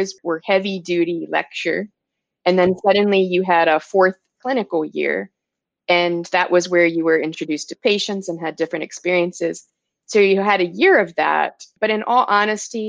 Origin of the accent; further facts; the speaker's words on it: Maryland, United States; moved away as an adult; also born or lived in upstate New York; now in Arizona, United States; I'm from the East Coast. I'm from Maryland.